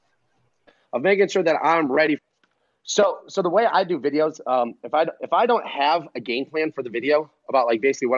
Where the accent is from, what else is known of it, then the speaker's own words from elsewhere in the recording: Cleveland, Ohio, United States; I'm from Cleveland